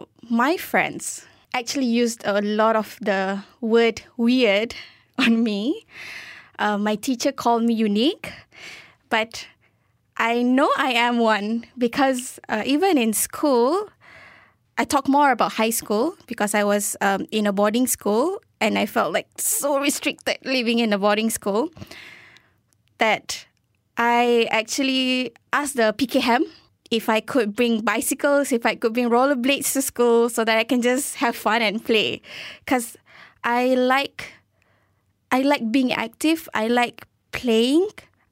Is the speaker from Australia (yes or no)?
no; Edinburgh, Scotland, United Kingdom; born there; also born or lived in Maldives / Turkey; An interesting fact about me is I was born in Edinburgh, in Scotland